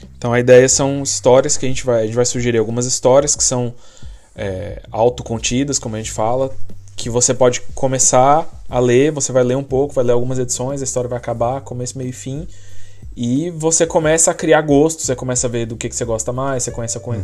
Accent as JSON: {"language": "Portuguese", "country": "Brazil", "moved": "yes", "said": "sou do Brasil"}